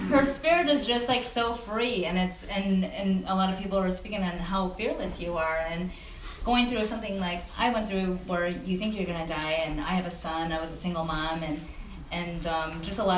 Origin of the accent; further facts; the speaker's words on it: Detroit, Michigan, United States; also born or lived in South Korea; I was actually born in South Korea. I was adopted. I came here to Detroit, um, and I my parents lived on the east side.